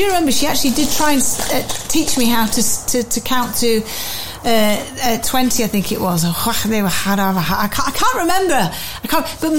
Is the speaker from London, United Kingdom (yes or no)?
no; Wellingborough, East Midlands, United Kingdom; I'm from Wellingborough in Northamptonshire, where they make shoes, which is what we're most famous for.